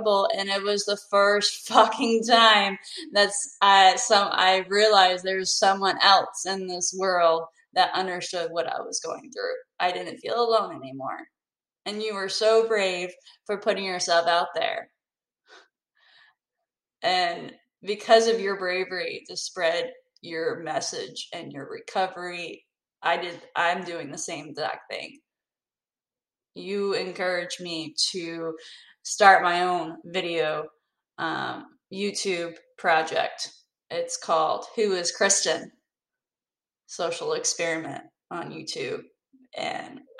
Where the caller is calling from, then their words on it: North Carolina, United States; I'm calling from North Carolina